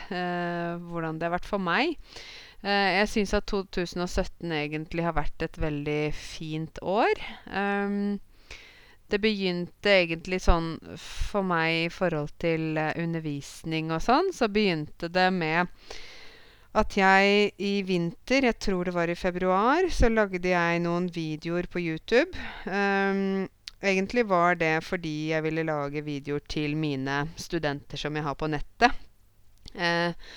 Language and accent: Norwegian; Norway; for meg som nordmann